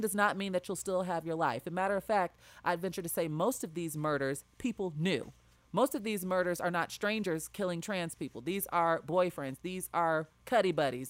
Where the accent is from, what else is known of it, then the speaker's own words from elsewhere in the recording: Chicago, Illinois, United States; my hometown of Chicago, Illinois